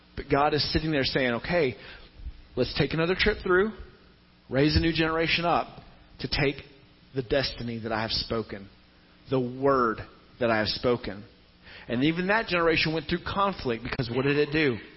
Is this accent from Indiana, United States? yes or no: no; Tennessee, United States; the church I grew up in in Tennessee